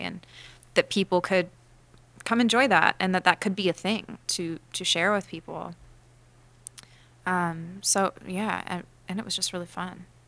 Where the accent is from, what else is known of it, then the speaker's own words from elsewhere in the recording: Los Angeles, California, United States; I grew up in L